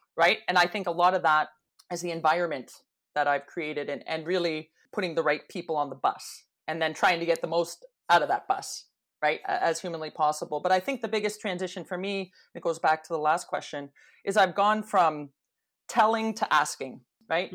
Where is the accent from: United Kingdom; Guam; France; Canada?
Canada; Toronto, Ontario; growing up in Toronto